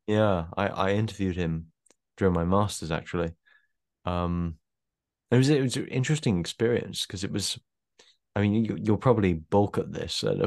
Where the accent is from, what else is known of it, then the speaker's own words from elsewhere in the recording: South East England, United Kingdom; I I'm very much from the south of England, southeast of England